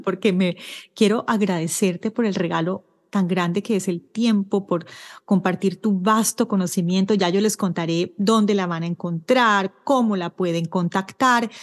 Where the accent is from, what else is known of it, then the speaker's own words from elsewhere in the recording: Colombia; moved away as an adult; now in Ottawa, Canada; yo soy colombiana, como sabes, vivo en Canadá, en Ottawa, y viví en Colombia hasta agosto del año pasado, del año 2022